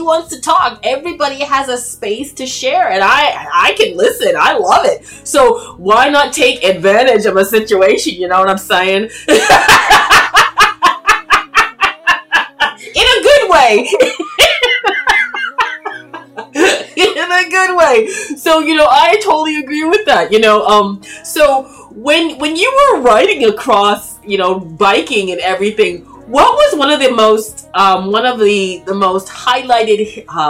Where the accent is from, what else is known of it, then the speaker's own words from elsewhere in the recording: Toronto, Ontario, Canada; I grew up in, born and raised in Toronto, Canada